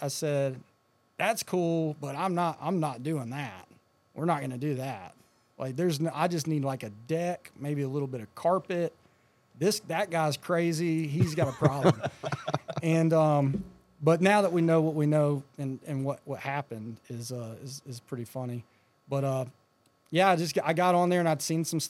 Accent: Florida, United States; moved away as an adult; also born or lived in Georgia / Jacksonville, Alabama; I grew up in Florida

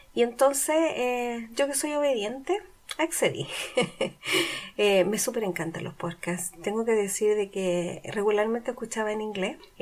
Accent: Chile; moved away; yo soy procedencia de Chile. Y entonces, aunque he estado muchos años en el extranjero

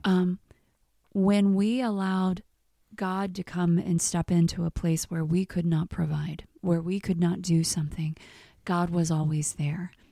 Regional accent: Missouri, United States; moved away as an adult; also born or lived in Texas; I'm from Missouri

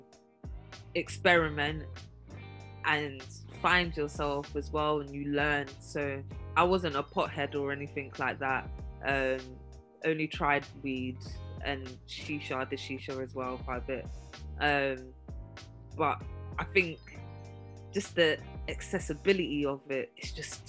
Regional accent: England, United Kingdom; moved away as an adult; also born or lived in Chicago; being English

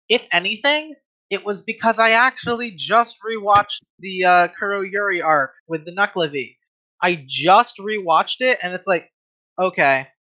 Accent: Ireland; I'm I I'm Irish.

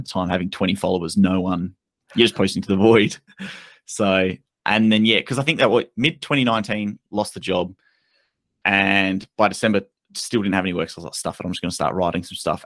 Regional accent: Australia; being Australian

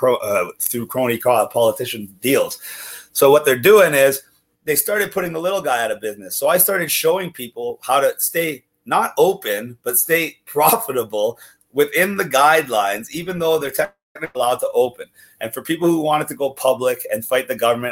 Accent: Ontario, Canada; as a Canadian citizen

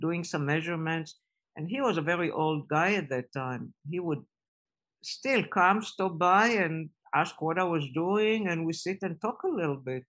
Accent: Israel; moved away as an adult; I was growing up in Israel

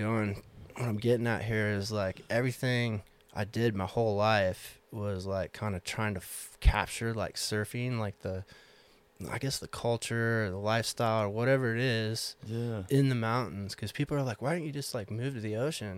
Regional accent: Coeur d'Alene, Idaho, United States; I grew up in Coeur d'Alene, Idaho

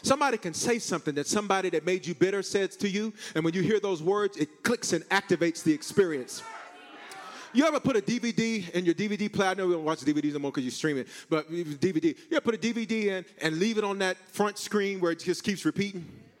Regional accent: Aurora, Colorado, United States; I grew up in Park Hill. Well, you say Selma. I grew up in South Aurora.

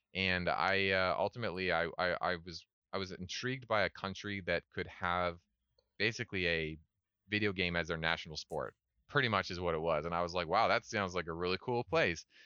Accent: Canada; moved away as an adult; also born or lived in Scotland; now in South Korea; I love being Canadian

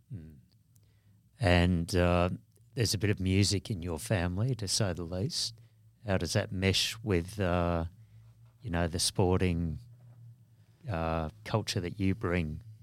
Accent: Australia; identity, I think, as, as being Australians

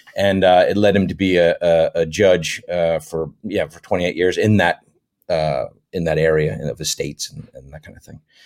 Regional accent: West Haven, Connecticut, United States; moved away as an adult; also born or lived in Thousand Oaks area, California; now in Thousand Oaks, United States; I grew up in Connecticut, West Haven, Connecticut, which is just west of New Haven, Connecticut

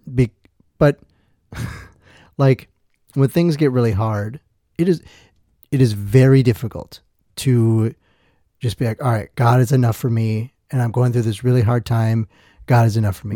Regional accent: Two Rivers, Wisconsin, United States; born or raised there; also born or lived in Milwaukee, Wisconsin

